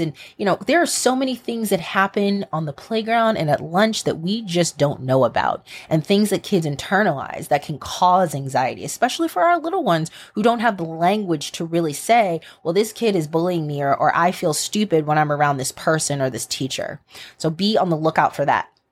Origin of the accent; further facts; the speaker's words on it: United States; an American and as an American educator